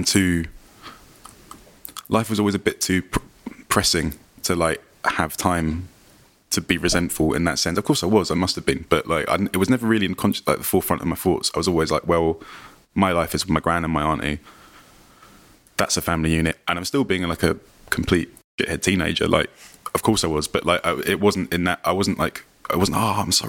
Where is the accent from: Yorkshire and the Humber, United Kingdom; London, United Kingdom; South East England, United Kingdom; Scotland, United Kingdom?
London, United Kingdom; I live in like my hometown.